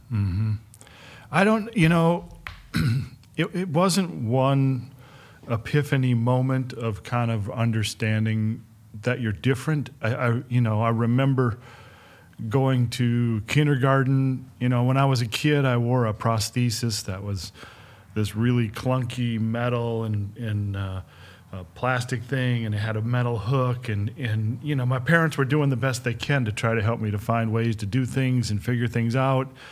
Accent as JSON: {"language": "English", "town": "Flint", "region": "Michigan", "country": "United States", "tie": "born or raised there", "said": "I grew up in Michigan and, and the Midwest"}